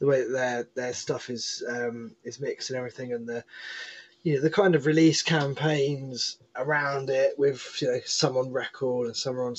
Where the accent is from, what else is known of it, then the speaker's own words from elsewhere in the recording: Essex, East of England, United Kingdom; I was born in Essex